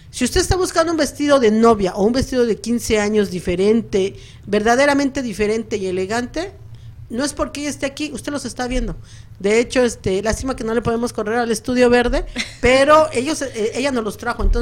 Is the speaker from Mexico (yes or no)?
yes; Mexico; Ah, pues, porque eso, como buenos mexicanos, sí tiene que haber, no importa la región, tiene que haber